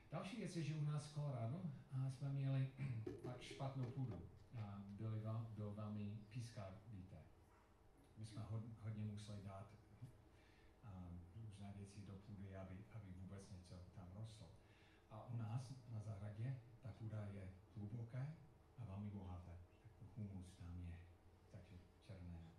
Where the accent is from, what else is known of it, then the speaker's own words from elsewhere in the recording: Colorado, United States; Czech is a second language; moved away; Já jsem vyrůstal v Colorado a tam je to suché